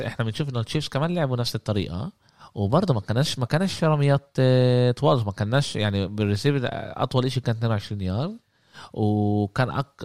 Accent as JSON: {"language": "Arabic", "town": "Jaffa", "country": "Palestine", "said": "احنا من يافا فلسطين احنا بنقول عماله يسبح لحاله"}